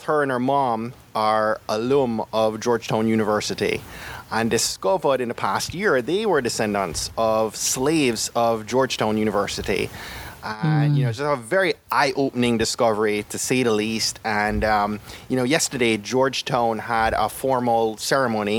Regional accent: Jamaica; growing up in Jamaica

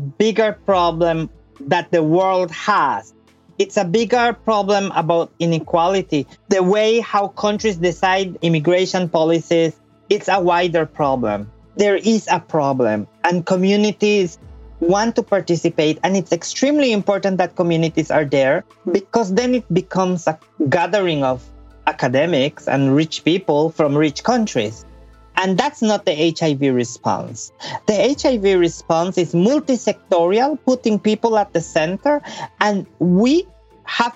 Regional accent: Belize; I was born and I grew up in Belize, and particularly in a very small town

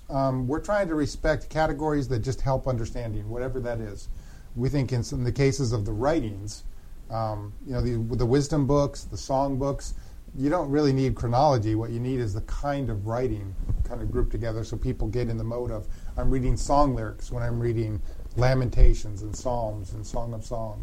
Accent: Denver, Colorado, United States; also born or lived in Grand Rapids, Michigan; I grew up in the Dutch Reformed tribe out of Denver, Colorado

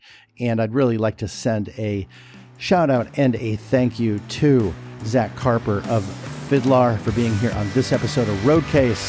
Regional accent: Los Angeles, California, United States; I grew up in LA. I grew up in Sherman Oaks.

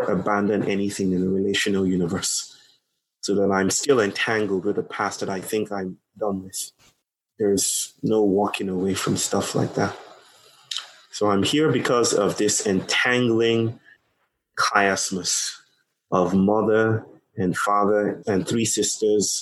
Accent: Lagos, Nigeria; also born or lived in United States; now in Chennai, India; I come from Nigeria. I was born in Nigeria. And in Nigeria, in Lagos, probably the most populous city in Nigeria

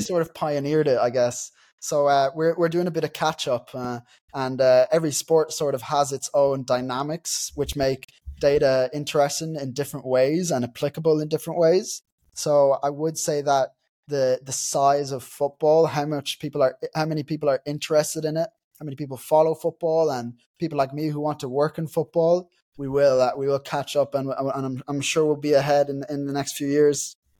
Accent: Dundalk, County Louth, Ireland; I'm from Dundalk, so Dundalk FC in Ireland is my local team

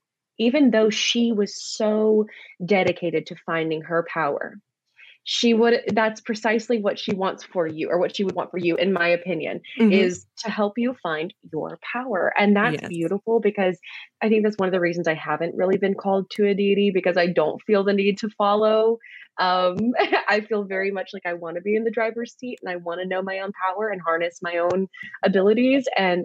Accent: Mobile, Alabama, United States; I'm from Mobile, Alabama. So I'm like 2 hours from New Orleans. Grew up going there a lot.

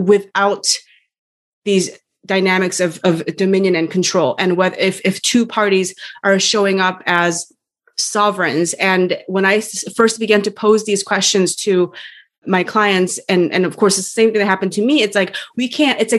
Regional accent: South Korea; we Koreans have sort of native ways of acknowledging

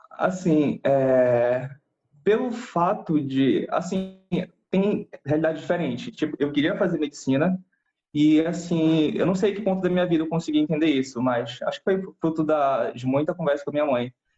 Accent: Belém, Pará, Brazil; eu sou de Belém do Pará, aqui no norte do país, do Brasil

